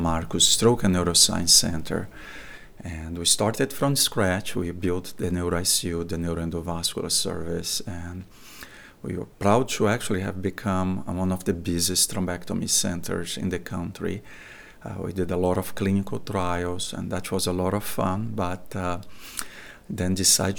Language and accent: English; Brazil; moved away as an adult; also born or lived in Boston, United States / Atlanta, United States; now in United States; I'm originally from Brazil. That's where I attend medical school. Moved to US in 1998